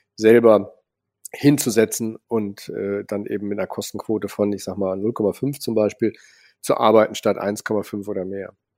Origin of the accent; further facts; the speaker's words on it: Cologne, North Rhine-Westphalia, Germany; bin in Köln aufgewachsen